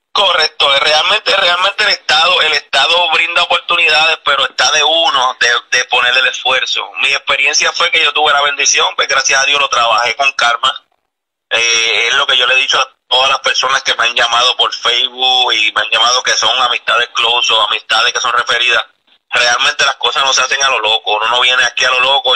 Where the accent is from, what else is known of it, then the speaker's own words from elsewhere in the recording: Puerto Rico; moved away as an adult; now in Florida, United States; nosotros cuando venimos de Puerto Rico